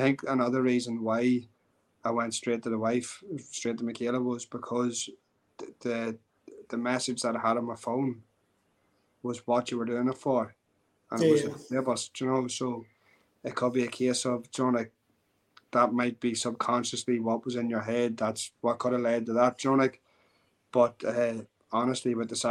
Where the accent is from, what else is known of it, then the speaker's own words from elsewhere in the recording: Ireland; as an Irish MMA fighter